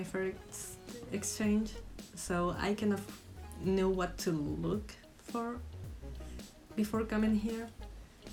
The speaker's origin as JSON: {"language": "English", "country": "Spain", "second_language": "English", "moved": "as an adult", "lives_now": "Scotland, United Kingdom", "said": "I'm 24-year-old son from Spain. I'm here on an exchange for this year."}